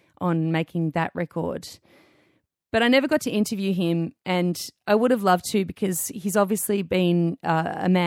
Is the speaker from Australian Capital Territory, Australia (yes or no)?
no; Melbourne, Victoria, Australia; growing up in Melbourne